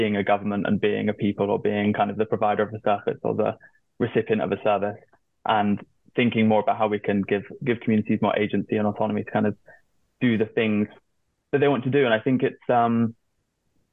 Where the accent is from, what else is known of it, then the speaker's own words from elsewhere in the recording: hometown of Extinction Rebellion, South West England, United Kingdom; it's actually from my hometown